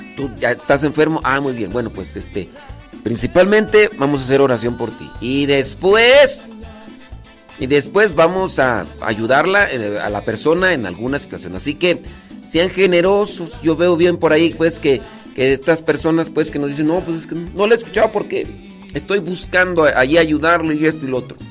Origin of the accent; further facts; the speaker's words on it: Acámbaro, Guanajuato, Mexico; yo soy de Acámbaro, Guanajuato.